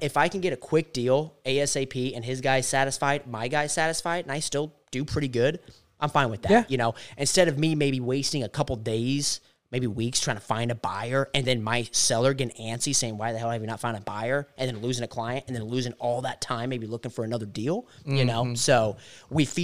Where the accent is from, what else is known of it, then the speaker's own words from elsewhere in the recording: Englewood, Florida, United States; now in Lake Wales, United States; where I'm from Inglewood, Florida